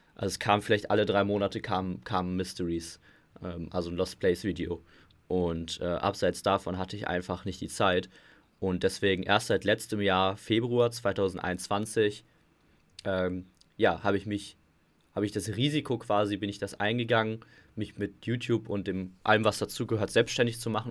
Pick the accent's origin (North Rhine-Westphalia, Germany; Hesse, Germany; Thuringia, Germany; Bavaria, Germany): North Rhine-Westphalia, Germany; Gelsenkirchen; ich komme aus Gelsenkirchen